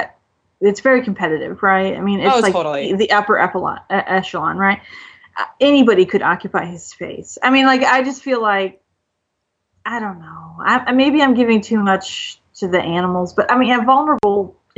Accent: Ohio, United States; I'm from Ohio

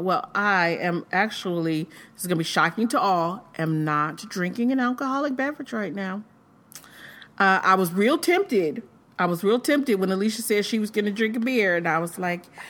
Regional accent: Michigan, United States; now in Indiana, United States; I'm from Michigan

